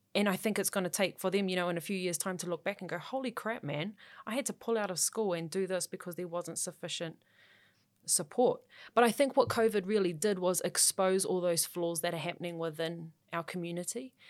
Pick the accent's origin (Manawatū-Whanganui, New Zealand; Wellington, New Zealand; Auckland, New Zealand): Auckland, New Zealand; growing up in South Auckland was absolutely fine.